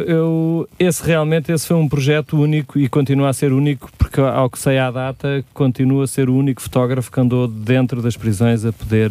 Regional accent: Sintra, Lisbon, Portugal; eu sou aqui de Sintra, vivo em Magoito

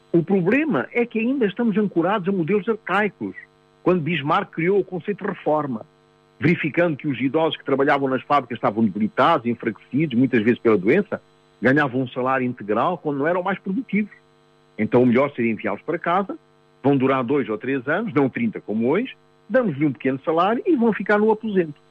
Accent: Mozambique; eu nasci, em 1949, em Moçambique

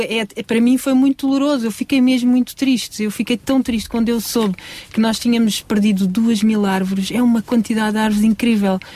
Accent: Sintra, Lisbon, Portugal; eu sou de Sintra

